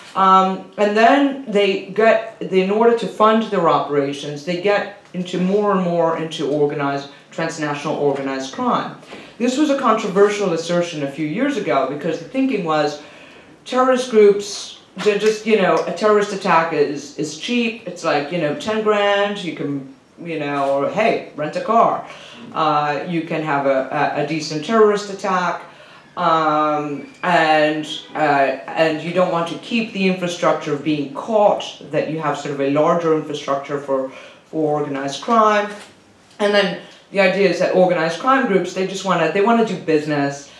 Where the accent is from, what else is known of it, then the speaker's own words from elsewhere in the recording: Venezuela; moved away; I'm from Venezuela originally.